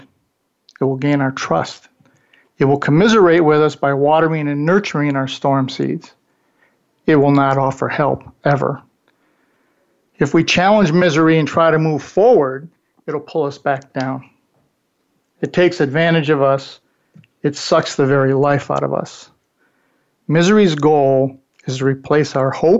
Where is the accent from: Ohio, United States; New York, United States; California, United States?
New York, United States; I grew up in the 60s also, and I grew up in New York State